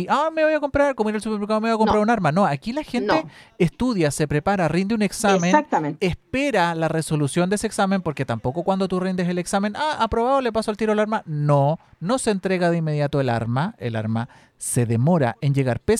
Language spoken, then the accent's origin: Spanish; Talca, Maule, Chile; Yo soy de Talca.